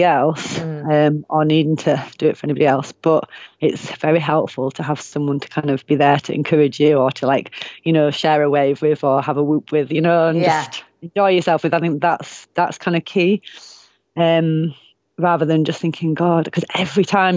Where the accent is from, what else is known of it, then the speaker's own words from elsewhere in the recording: Bradford, Yorkshire and the Humber, United Kingdom; now in Northumberland, United Kingdom; I'm from Bradford